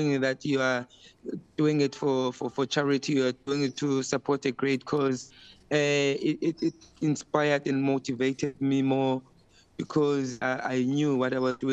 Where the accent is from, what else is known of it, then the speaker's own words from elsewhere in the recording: Port Elizabeth, Eastern Cape, South Africa; also born or lived in Makhanda (Grahamstown); now in Cape Town, South Africa; born and bred in Port Elizabeth